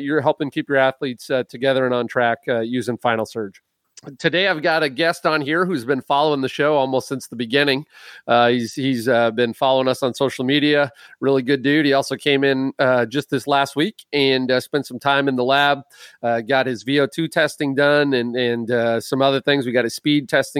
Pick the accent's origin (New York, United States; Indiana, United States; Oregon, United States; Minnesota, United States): Minnesota, United States; when I grew up in Minnesota, my grandparents had a big old lake